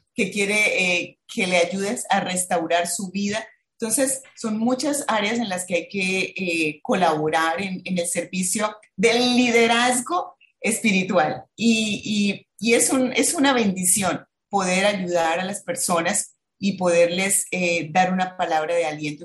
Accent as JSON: {"language": "Spanish", "town": "Bucaramanga", "region": "Santander", "country": "Colombia", "moved": "yes", "lives_now": "Barranquilla, Colombia", "said": "soy de Bucaramanga"}